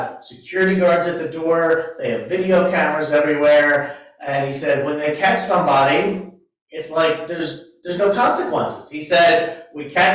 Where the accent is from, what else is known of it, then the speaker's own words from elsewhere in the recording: Delaware, United States; now in Williamsburg, United States; I was born and raised in Delaware